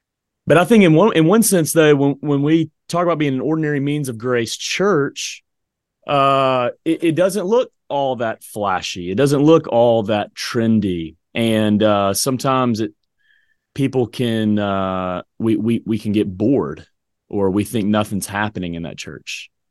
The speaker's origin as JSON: {"language": "English", "region": "the South", "country": "United States", "tie": "born or raised there", "said": "I grew up in the South, man. I mean, look, every restaurant, every home was like buffet, man."}